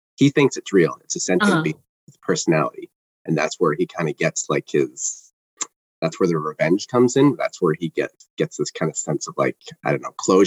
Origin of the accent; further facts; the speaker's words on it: Toronto, Ontario, Canada; I'm from Toronto